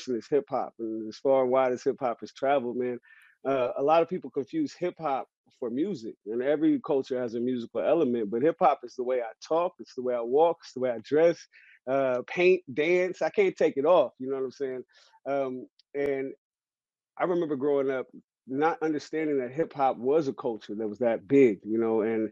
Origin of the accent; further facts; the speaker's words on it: San Francisco, California, United States; No, I grew up in San Francisco. I'm a San Francisco native. I'm from Hunters Point.